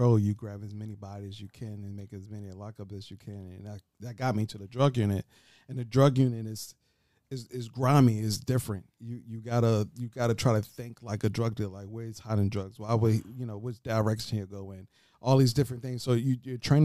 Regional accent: Baltimore, Maryland, United States; I'm from Baltimore

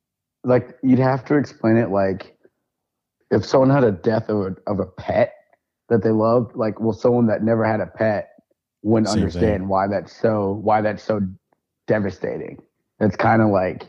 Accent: Vermont, United States; moved away; I'm from Vermont, right? So I graduated with 60 kids in my class.

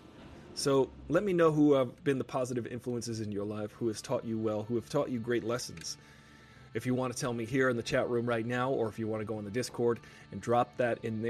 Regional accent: United States; I'm American.

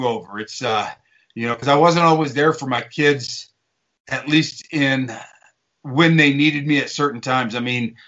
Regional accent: Eastern Colorado, United States; I grew up in Eastern Colorado, mainly cowboying, doing a little bit of farming

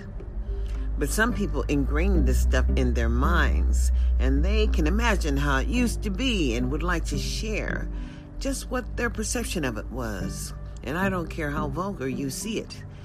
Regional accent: United States; as an American citizen

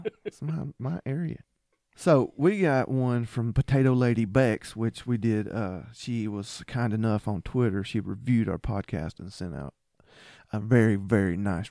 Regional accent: the South, United States; I'm from the South.

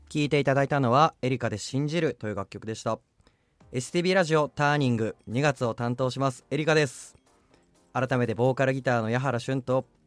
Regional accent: Hokkaido, Japan; 北海道民としては

